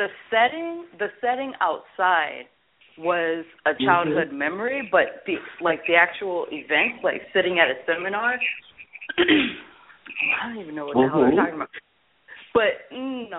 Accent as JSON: {"language": "English", "region": "the South", "country": "United States", "tie": "born or raised there", "moved": "yes", "lives_now": "tri-state area, United States", "said": "I grew up in the South"}